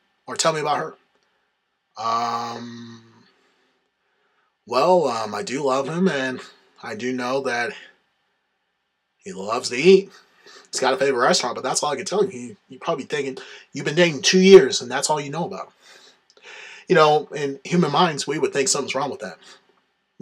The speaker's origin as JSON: {"language": "English", "region": "the South", "country": "United States", "said": "I'm from the South"}